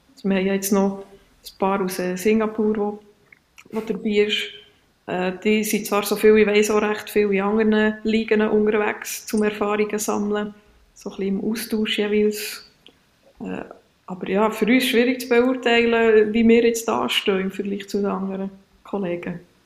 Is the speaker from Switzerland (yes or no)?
yes; Switzerland; bei uns in der Schweiz